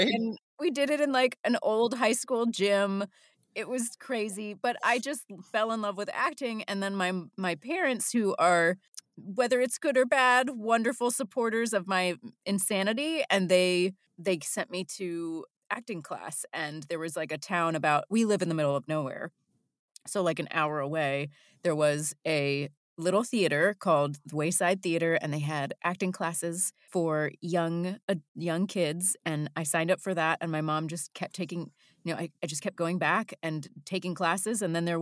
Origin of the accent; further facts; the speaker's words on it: West Virginia, United States; also born or lived in San Diego; I spent my formative years in West Virginia, but I'm a Navy brat, actually. So for the first, I was born in Virginia Beach